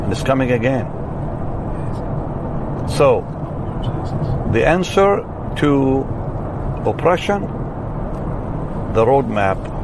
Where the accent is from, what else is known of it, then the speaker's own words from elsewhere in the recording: Israel; I'm from Israel.